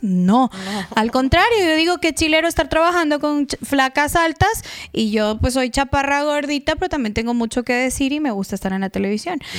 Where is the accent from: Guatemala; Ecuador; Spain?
Guatemala; yo soy chapina, guatemalteca